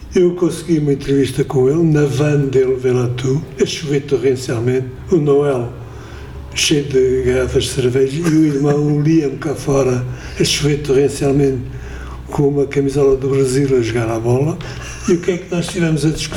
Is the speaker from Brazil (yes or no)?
no; Coimbra, Centro, Portugal; nasci em Coimbra, o que quer dizer Quer dizer que ouvia muito Fado de Coimbra